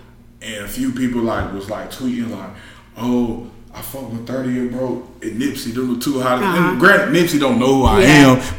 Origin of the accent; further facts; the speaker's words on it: Clayton County, Georgia, United States; I'm from Clayton County and I work So I live in Jonesboro.